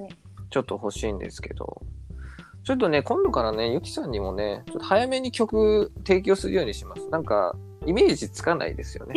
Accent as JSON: {"language": "Japanese", "region": "Nagasaki", "country": "Japan", "said": "僕長崎なんですけど、えー、あの近所にねセルフ松尾っていうお店があったんですよ"}